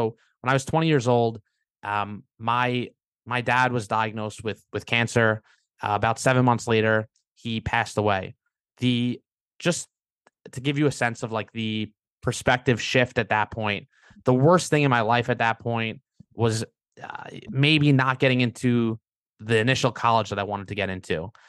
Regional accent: Long Beach, New York, United States; Long Beach, Long Island.

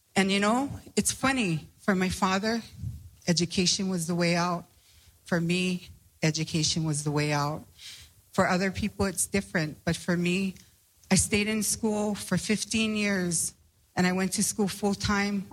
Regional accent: Hawaii, United States; I come from Hawaii

